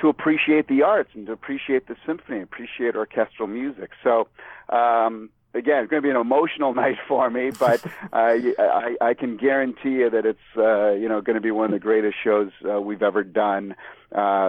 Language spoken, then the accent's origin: English; Springfield, Massachusetts, United States; moved away as an adult; also born or lived in California; I was born and raised in Springfield, Mass, over in 16 acres, and went to grade school and high school there